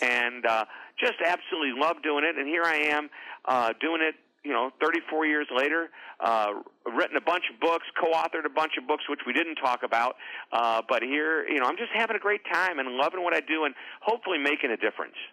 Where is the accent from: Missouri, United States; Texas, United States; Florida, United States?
Missouri, United States; St. Louis; I'm from a suburb just outside of St. Louis